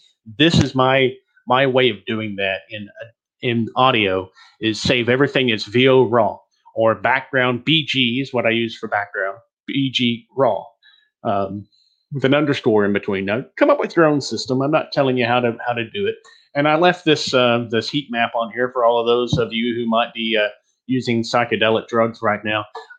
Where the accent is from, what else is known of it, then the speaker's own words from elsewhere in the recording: Texas, United States; accent: Texas; which helped me a lot to get rid of my Texas accent and get that Midwestern sound that I've got.